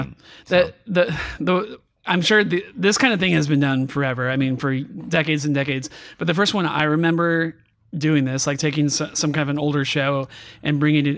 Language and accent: English; California, United States; I grew up in California